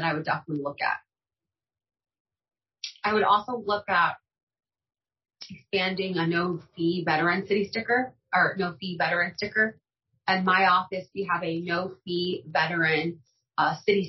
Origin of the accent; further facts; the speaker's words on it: Granite City, Illinois, United States; I grew up in Granite City. So I did not grow up in a wealthy zip code.